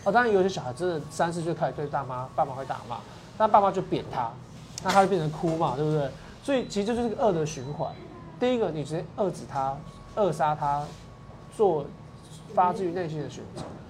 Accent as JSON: {"language": "Chinese", "region": "Kaohsiung", "country": "Taiwan", "moved": "as an adult", "lives_now": "Taipei, Taiwan", "said": "身为高雄人，"}